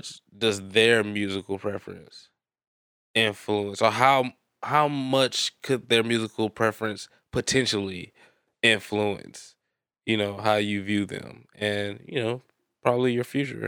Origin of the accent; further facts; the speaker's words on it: Memphis, Tennessee, United States; I'm from Memphis.